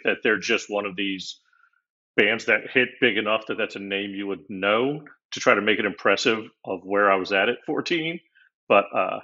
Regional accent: Florida, United States; I'm one of those rare Florida natives. I'm born and raised down here

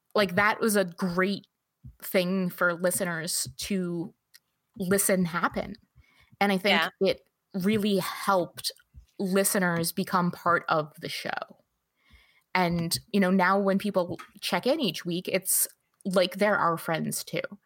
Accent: New Jersey, United States; now in Michigan, United States; I grew up in North Jersey. So I'm a New York City girl, just like Amanda

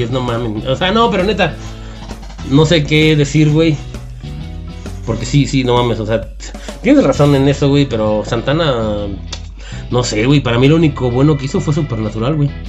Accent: Mexico; pues somos mexicanos, güey

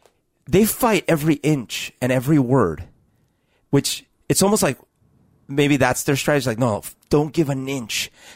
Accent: Bogotá, Bogotá Capital District, Colombia; So I had you know, an experience growing up in Bogota during, as we've talked about, during the years where Pablo Escobar was having a huge influence into the government and the country and all these things.

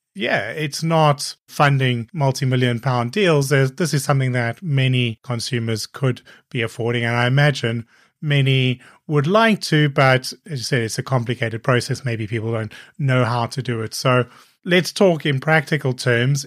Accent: Cape Town, Western Cape, South Africa; moved away; also born or lived in Copenhagen / Hong Kong / Brighton; I grew up in Cape Town, which is a coastal city

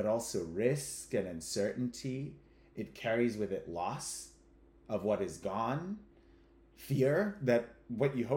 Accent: Kenya; moved away as an adult; now in United States; I was born and raised in Kenya, and I'm ethnically Ugandan

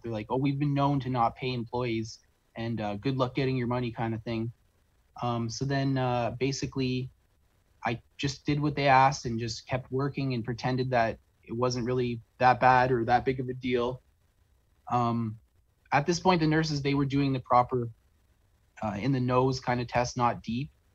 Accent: St. Catharines, Ontario, Canada; I'm from uh, South on, Southern Ontario in a town called St. Catharines, Ontario

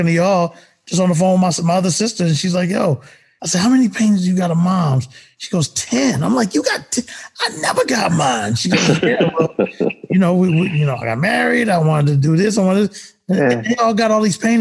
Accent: Texas, United States; I come from the Texas aspect of going to the mall. Like in high school, it's going to the mall

